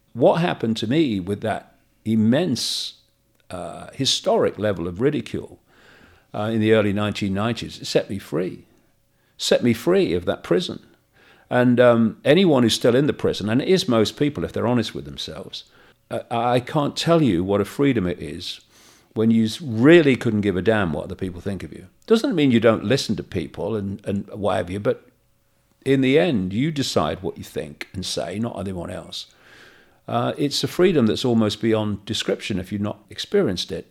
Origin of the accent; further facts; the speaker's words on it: Leicester, East Midlands, United Kingdom; moved away; my uh, house where I was brought up in Leicester